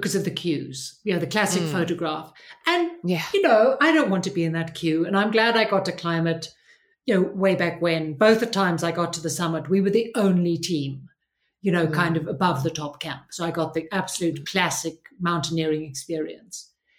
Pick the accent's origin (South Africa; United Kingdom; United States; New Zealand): South Africa; I grew up in South Africa under, you know, hard apartheid.